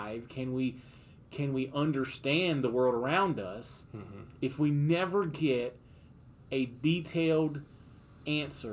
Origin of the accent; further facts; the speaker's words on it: Mooresville, North Carolina, United States; moved away as an adult; I grew up in Mooresville, North Carolina.